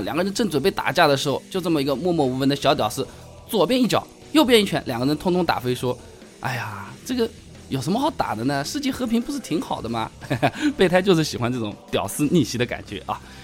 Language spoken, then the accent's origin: Chinese; China; 我们中国人大多数也比较讨厌日本人